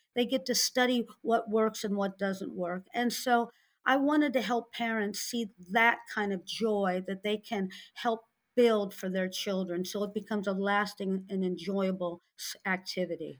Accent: St. Louis, Missouri, United States; now in South Florida, United States; I grew up in Saint Louis, Missouri in the sixties

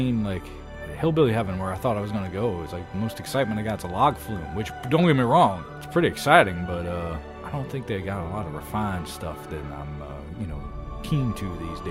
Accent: the South, United States; I'm from the South, so I'm probably a Baptist

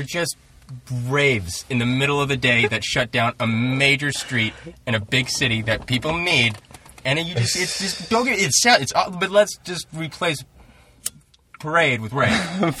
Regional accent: Seattle, Washington, United States; now in Hollywood, United States; The last gay pride parade, I'm from Seattle. I live in Hollywood.

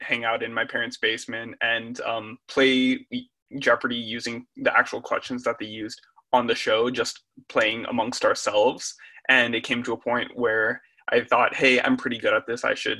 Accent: Eden Prairie, Minnesota, United States; I'm 19. I'm from Eden Prairie, Minnesota.

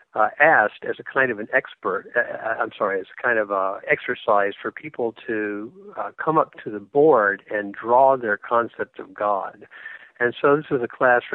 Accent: Atlanta, Georgia, United States; moved away; also born or lived in Manhattan, New York; growing up in Atlanta in the 1970s

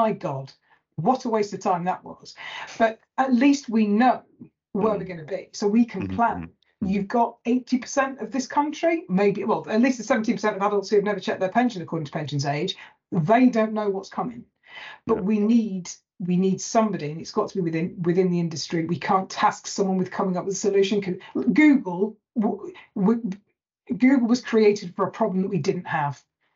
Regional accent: Lake District, North West England, United Kingdom; I'm from the Lake District. So we're even further north than Manchester.

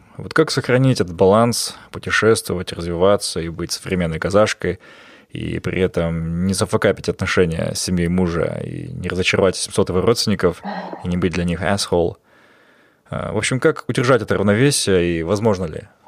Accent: Almaty, Kazakhstan; я хоть и вырос в Алмате

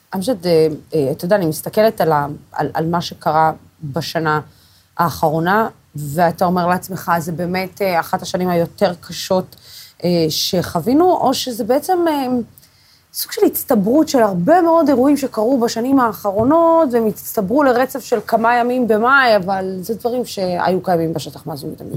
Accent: Israel; אני, כישראלית

